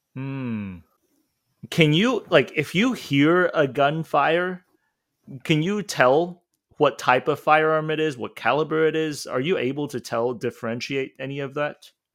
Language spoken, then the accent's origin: English; Hong Kong; moved away; when I was in Hong Kong, I was only reading it, and of course, I didn't say it in school